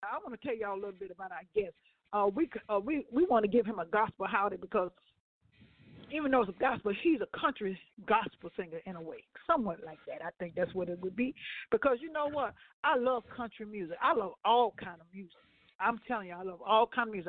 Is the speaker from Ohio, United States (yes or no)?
yes; Ohio, United States; I'm from Ohio.